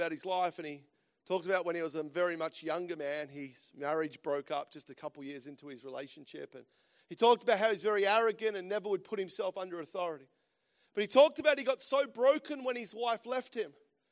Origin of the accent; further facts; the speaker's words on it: Australia; moved away as an adult; also born or lived in United States; As Aussies, and I love being back home, and because I'm an Aussie, that's for sure, and just lived in America for, about a year and a half